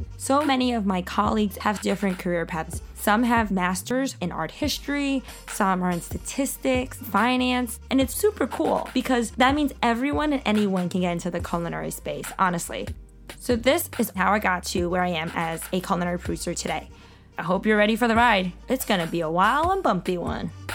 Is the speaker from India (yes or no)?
no; New York City, New York, United States; growing up in Sunset Park